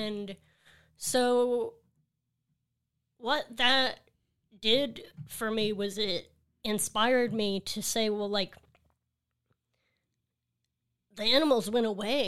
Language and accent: English; Seabrook, Texas, United States; So I'm from Seabrook, Texas. El Lago is the name of the neighborhood, and it's right next to NASA, so a lot of science in that community.